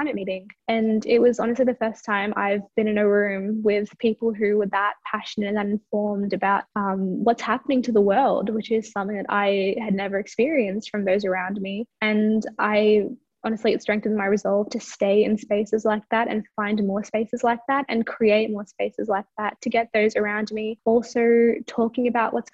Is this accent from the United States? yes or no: no; India; now in Australia; I come from India, which is an equatorial country.